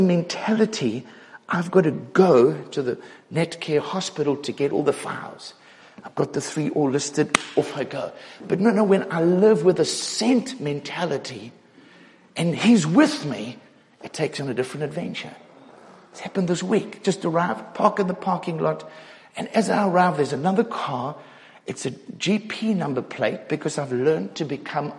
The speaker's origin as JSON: {"language": "English", "town": "Cape Town", "region": "Western Cape", "country": "South Africa", "said": "I'm from Cape Town"}